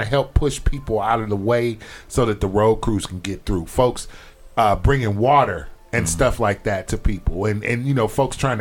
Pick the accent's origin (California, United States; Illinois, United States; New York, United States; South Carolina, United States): Illinois, United States; Chicago; now in Atlanta, United States; I'm from Chicago